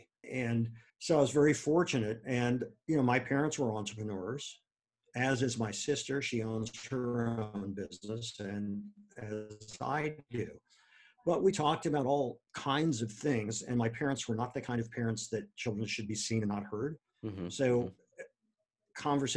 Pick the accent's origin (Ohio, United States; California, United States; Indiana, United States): Ohio, United States; Akron; moved away as an adult; also born or lived in Wisconsin; now in New York, United States; growing up in Akron